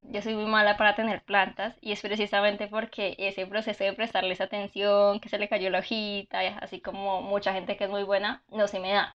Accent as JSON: {"language": "Spanish", "town": "Cartago", "region": "Valle del Cauca", "country": "Colombia", "said": "yo soy de Cartago"}